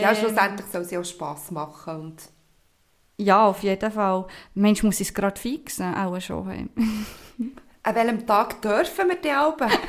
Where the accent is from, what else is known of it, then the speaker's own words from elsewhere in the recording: Basel, Basel-Stadt, Switzerland; now in Canton of Bern, Switzerland; ich ähm, bin aus dem Kanton Bern ursprünglich von Basel, vielleicht hört man das auch ein bisschen raus, ich weiß es nicht.